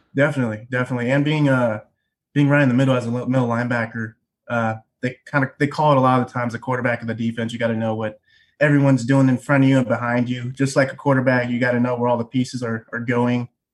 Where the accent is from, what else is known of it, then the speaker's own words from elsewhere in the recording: Tacoma, Washington, United States; also born or lived in Bellevue, Washington; we're from Tacoma